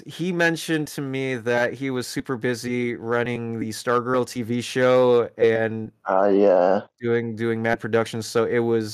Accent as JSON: {"language": "English", "country": "Philippines", "moved": "yes", "said": "I am originally from the Philippines. I'm Filipino"}